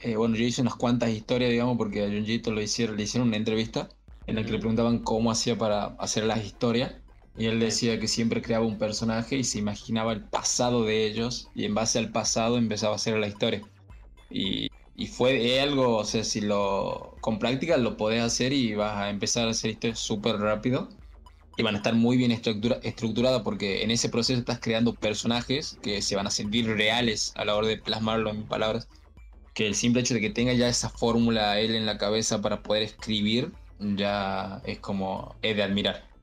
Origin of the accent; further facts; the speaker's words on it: Tucumán, Argentina; acá de Tucumán, que soy de Tucumán